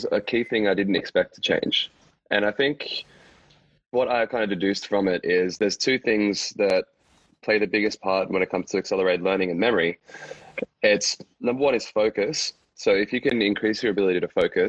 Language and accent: English; Brisbane, Queensland, Australia; also born or lived in Dubai; now in Gold Coast, Australia; So I'm from Australia, from Brisbane, generally, but I'm actually now living on the Gold Coast.